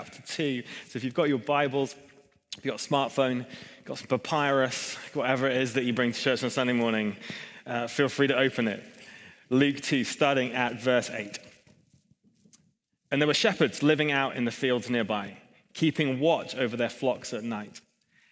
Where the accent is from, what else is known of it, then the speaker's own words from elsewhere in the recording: Hong Kong; moved away; I grew up in Hong Kong